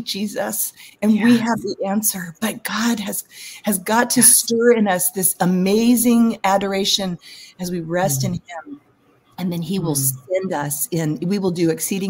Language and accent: English; California, United States; I'm from California.